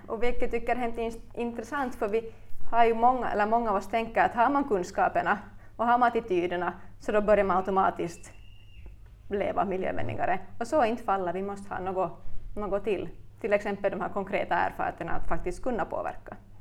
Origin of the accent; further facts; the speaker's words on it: Turku, Southwest Finland, Finland; moved away as an adult; also born or lived in Ostrobothnia; now in Vaasa, Finland; I själ och hjärta är jag en Åbobo som hamnade i Österbotten för ungefär tio år sedan när jag flyttade hit